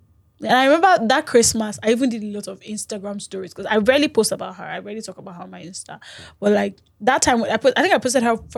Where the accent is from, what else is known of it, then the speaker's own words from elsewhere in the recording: Lagos, Nigeria; So I come from Lagos, they come from Osun, we meet in Ibadan.